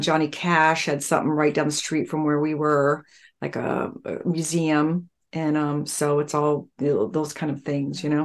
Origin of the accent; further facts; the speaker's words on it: Los Angeles, California, United States; I'm from Los Angeles